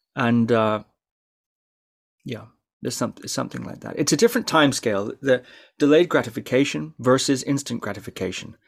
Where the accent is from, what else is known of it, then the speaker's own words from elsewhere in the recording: Shetland, Scotland, United Kingdom; growing up in Shetland, yeah, it is a strange place to grow up.